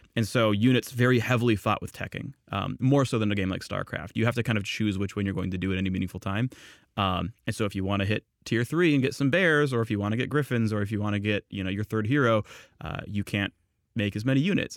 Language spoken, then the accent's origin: English; San Jose, California, United States; I'm from Northern California, from San Jose.